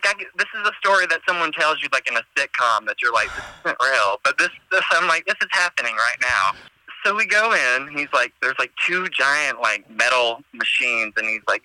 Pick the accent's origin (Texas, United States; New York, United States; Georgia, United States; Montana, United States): Georgia, United States; moved away as an adult; also born or lived in North Carolina; I'm originally from Georgia